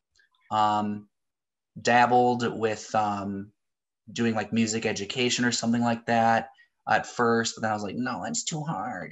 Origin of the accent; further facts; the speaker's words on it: Hastings, Minnesota, United States; moved away as an adult; also born or lived in Saint Paul, Minnesota / Apple Valley, Minnesota / Inver Grove Heights, Minnesota; now in Milwaukee, United States; I'm originally from Minnesota. So I grew up in a town called Hastings, about 20,000 people right on the Mississippi River.